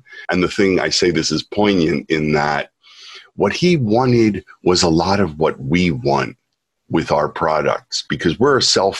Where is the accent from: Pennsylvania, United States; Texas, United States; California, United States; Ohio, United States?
Pennsylvania, United States; Philadelphia; born or raised there; now in Japan